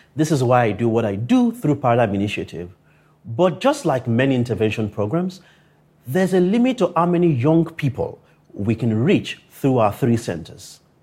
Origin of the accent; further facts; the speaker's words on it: Akure, Ondo, Nigeria; growing up in Akure, a town three hundred fifty kilometers from Lagos